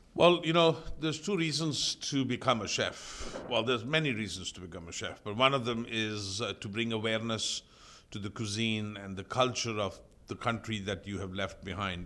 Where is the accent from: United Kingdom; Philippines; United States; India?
India; moved away as an adult; also born or lived in Austria; now in Canada; I'm from India.